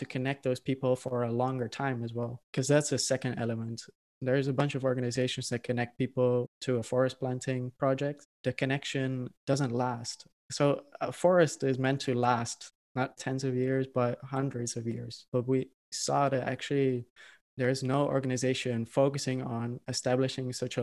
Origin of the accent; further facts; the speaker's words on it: Netherlands; I'm originally from the Netherlands